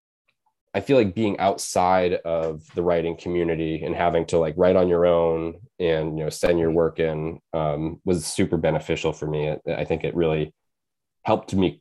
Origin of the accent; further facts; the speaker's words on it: Maine, United States; also born or lived in Bridgeport, Connecticut; I was born in Bridgeport, Connecticut, and I moved to Maine when I was 6.